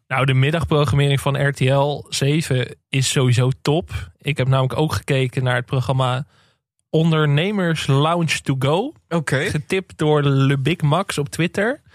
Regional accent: West Friesland, North Holland, Netherlands; ik kom uit West-Friesland, dus ik ben wel een beetje wind gewend.

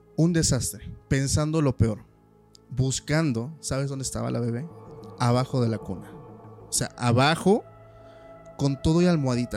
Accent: Oaxaca, Mexico; de donde soy, que es más al sur, que es Oaxaca

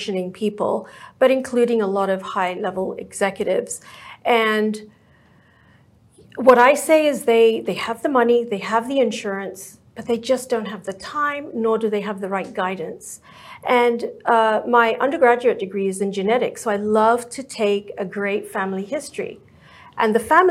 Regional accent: England, United Kingdom; now in Dallas-Fort Worth, United States; I was born and raised in England

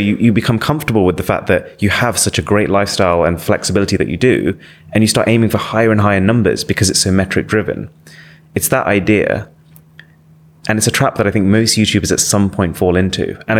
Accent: Nottingham, East Midlands, United Kingdom; I was born in Nottingham. Yeah. I've grown up in Nottingham. It's like my hometown.

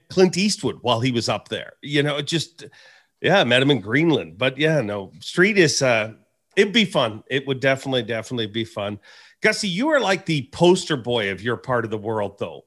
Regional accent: Canada; as a Canadian and having an oddball job at Bass

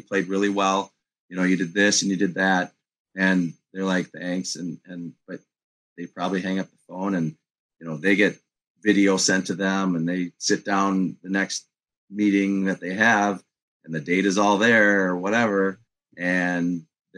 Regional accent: Minneapolis, Minnesota, United States; I'm from Minneapolis.

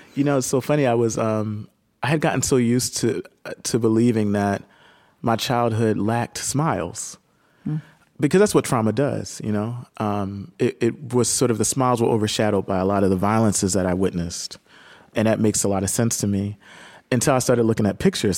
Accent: Camden, New Jersey, United States; moved away

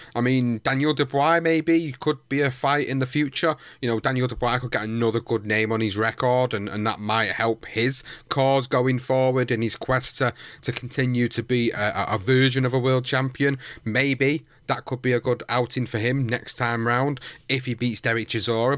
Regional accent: United Kingdom; as a Brit

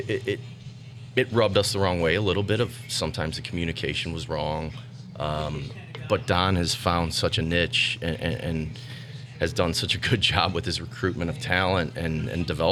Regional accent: St. Louis, Missouri, United States; moved away; also born or lived in Irvine, California; St. Louis guy

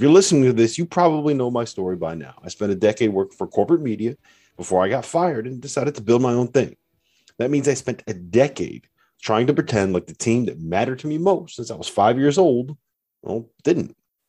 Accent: New Haven, Connecticut, United States; born and raised in New Haven

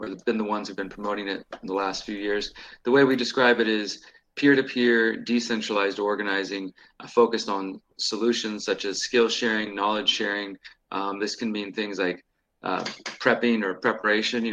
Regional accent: Houston, Texas, United States; moved away as an adult; now in Mexico; I'm originally from Houston, where I'm at right now. I actually live in Mexico at the moment, but I'm originally from Texas, and I've been here most of my life

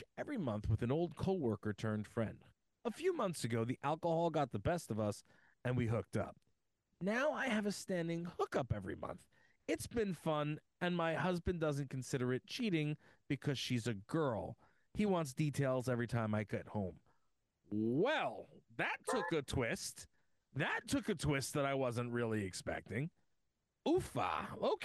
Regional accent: Uniondale, New York, United States; I grew up in Uniondale, New York.

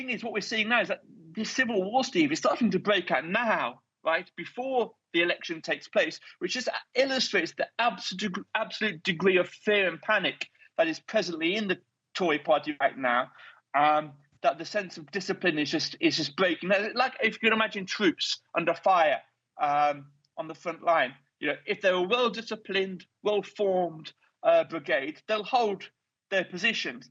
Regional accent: United Kingdom; one Brit here on the WarRoom

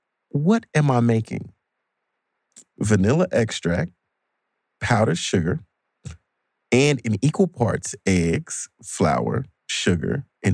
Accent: Chicago, Illinois, United States; I'm from Chicago

